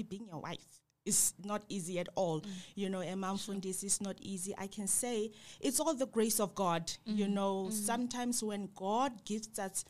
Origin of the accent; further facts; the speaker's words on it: Klerksdorp, North West, South Africa; moved away; also born or lived in West Rand; I grew up in Klerksdorp